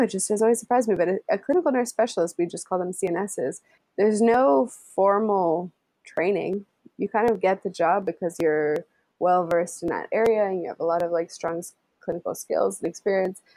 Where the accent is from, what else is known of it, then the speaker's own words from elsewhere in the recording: United States; moved away as an adult; now in London, United Kingdom; I'm the American.